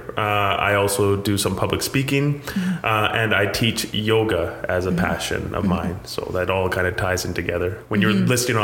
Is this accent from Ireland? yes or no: no; Abbotsford, British Columbia, Canada; also born or lived in India; I grew up in Abbotsford, British Columbia